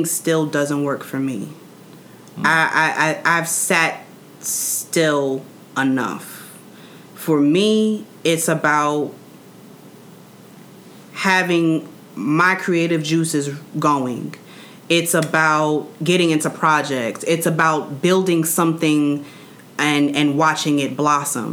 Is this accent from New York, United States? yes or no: yes; New York City, New York, United States; I'm from Queens, New York